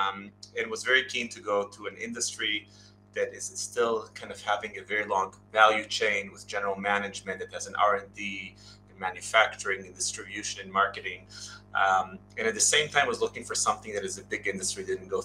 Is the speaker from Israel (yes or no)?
yes; Israel; moved away as an adult; now in United States; I'm obviously originally from Israel, moved in, did the Israeli route. We all go to high school, military.